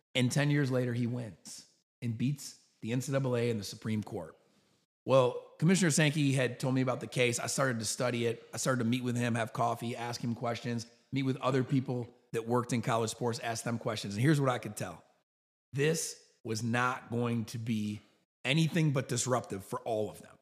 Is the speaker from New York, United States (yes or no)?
yes; New York, United States; moved away as an adult; now in Birmingham, United States; I grew up in New York.